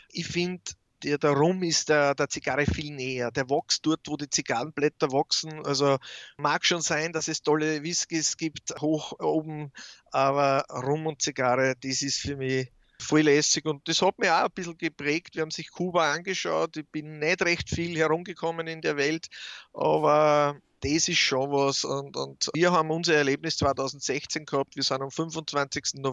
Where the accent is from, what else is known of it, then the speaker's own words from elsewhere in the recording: Austria; warum es mit der Farbe auf den Häusern nicht so korrekt ist wie bei uns in Österreich.